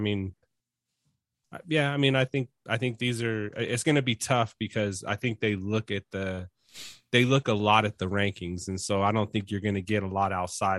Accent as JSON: {"language": "English", "region": "Colorado", "country": "United States", "said": "we're from Colorado"}